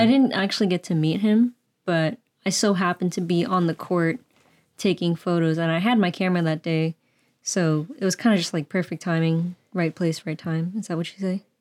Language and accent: English; the Bay Area, California, United States; born and raised in the Bay